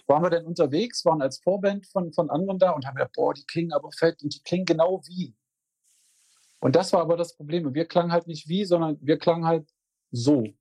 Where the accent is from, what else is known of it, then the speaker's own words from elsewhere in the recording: Magdeburg, Saxony-Anhalt, Germany; ich komme aus Magdeburg